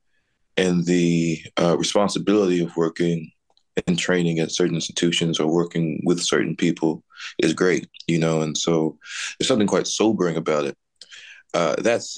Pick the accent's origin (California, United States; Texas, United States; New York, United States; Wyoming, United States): Texas, United States; Dallas; moved away; I grew up in Texas and spent my time between, you know, Dallas and our family farm down in central Texas